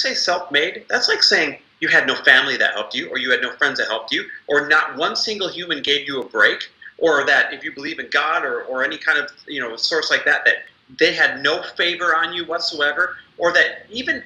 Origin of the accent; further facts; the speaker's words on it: Midwest, United States; I am Midwest born and raised